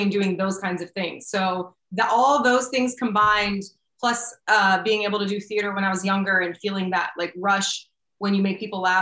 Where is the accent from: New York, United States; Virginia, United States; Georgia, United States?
Virginia, United States; Arlington; I was born in the Arlington, Virginia, which is right outside of DC.